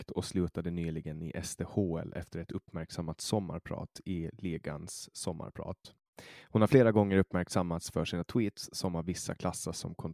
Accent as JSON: {"language": "Swedish", "country": "Finland", "said": "jag kommer ju från Finland och, och alla i hela Finland blir intresserade av hockey."}